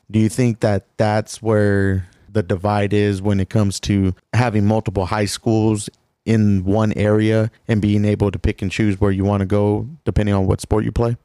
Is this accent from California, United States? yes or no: no; Coolidge, Arizona, United States; we grew up in Coolidge